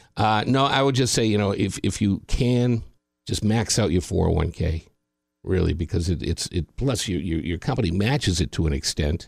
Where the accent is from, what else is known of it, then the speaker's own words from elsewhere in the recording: Boston, Massachusetts, United States; I lived in Boston, my hometown